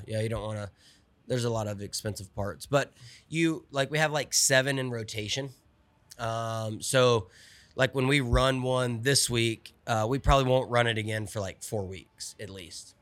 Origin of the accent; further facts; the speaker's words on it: Olive Branch, Mississippi, United States; I'm from Olive Branch, Mississippi, right south of Memphis.